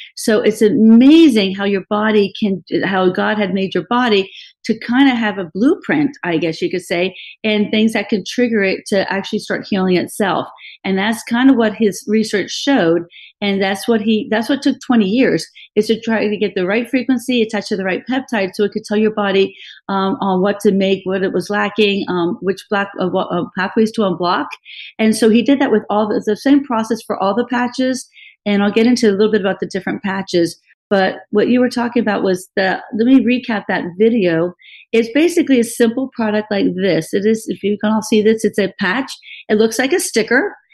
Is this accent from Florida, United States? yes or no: yes; Miami, Florida, United States; I was raised in Miami.